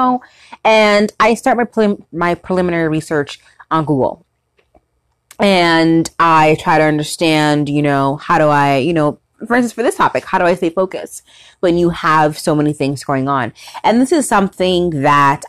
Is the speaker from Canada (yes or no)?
yes; Ontario, Canada; I'm from Ontario, Canada